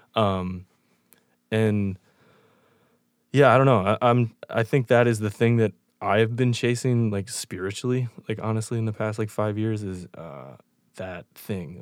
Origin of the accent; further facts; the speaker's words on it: York, Pennsylvania, United States; now in Chicago, United States; I grew up in York, Pennsylvania, moved to Chicago